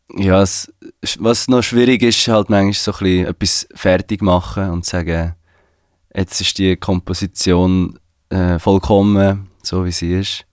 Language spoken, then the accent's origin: German; Switzerland; ich bin in der Schweiz geboren